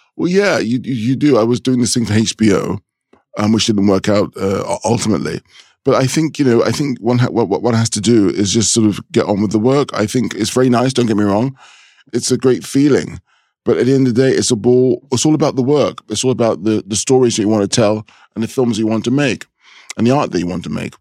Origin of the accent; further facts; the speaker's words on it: London, United Kingdom; a thirteen-year-old black child growing up, growing up in London